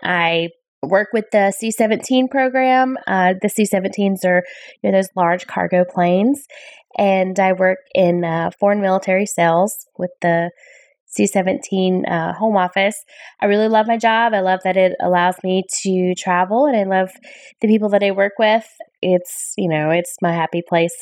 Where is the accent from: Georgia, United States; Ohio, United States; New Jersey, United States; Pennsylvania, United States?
Georgia, United States; Perry; I'm from Perry, Georgia. I've lived in this area for just about all of my life